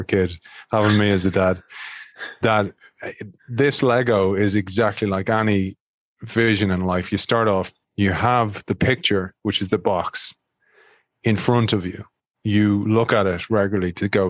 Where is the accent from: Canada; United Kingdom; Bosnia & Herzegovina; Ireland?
Ireland; I'm from Ireland